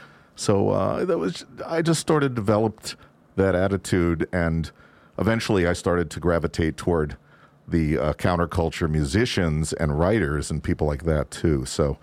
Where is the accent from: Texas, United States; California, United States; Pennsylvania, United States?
California, United States; Growing up in Southern California, it just seemed like any time you wanted to plan anything, it was going to happen because you never had to stop because it was raining or anything like that.